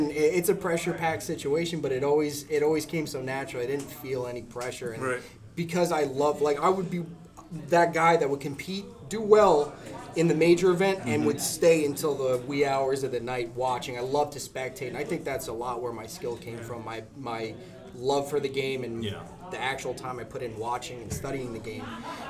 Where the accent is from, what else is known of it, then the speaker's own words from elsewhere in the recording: New Jersey, United States; moved away as an adult; now in Spring Hill, United States; I'm from New Jersey originally.